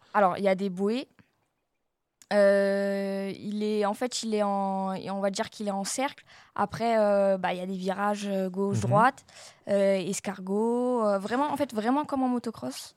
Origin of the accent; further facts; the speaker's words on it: Marcoussis, Île-de-France, France; je viens de Marcoussis